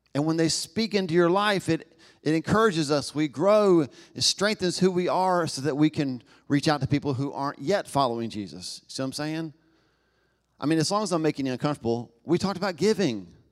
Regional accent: Knoxville, Tennessee, United States; accent: Southern; I was born in Knoxville, Tennessee, in the South, you know, it, I'm marked by that, right? Um, I don't think I have an accent, but I've been to other parts of the country and world and found out that apparently I do, y'all

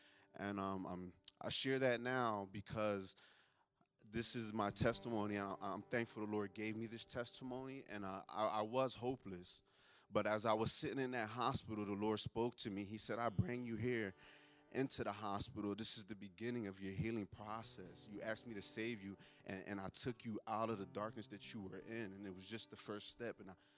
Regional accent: Philadelphia, Pennsylvania, United States; I'm from North Philadelphia. I've been in Teen Challenge now for 8 months. My story starts in Philadelphia.

